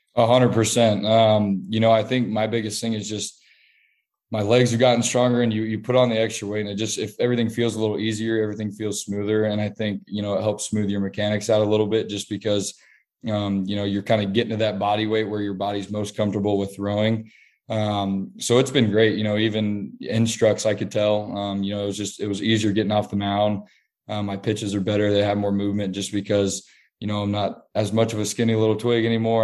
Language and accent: English; Kansas City, Kansas, United States; my hometown team, you know, the, the team I grew up watching all my life.